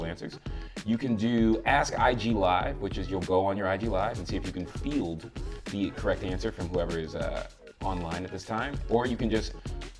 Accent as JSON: {"language": "English", "town": "Tampa", "region": "Florida", "country": "United States", "said": "I'm from Tampa, man. Rays fan."}